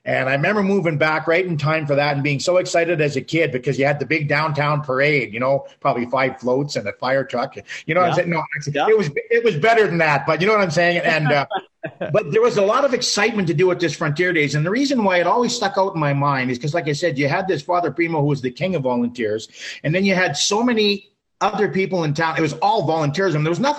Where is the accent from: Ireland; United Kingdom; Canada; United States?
Canada; Morinville, Alberta; moved away; Yeah, so actually, I was born here, lived here till I was five.